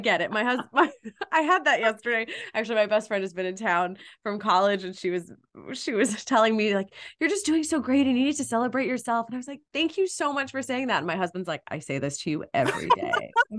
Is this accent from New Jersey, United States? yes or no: no; Malibu, California, United States; now in Los Angeles, United States; I grew up in Malibu, California.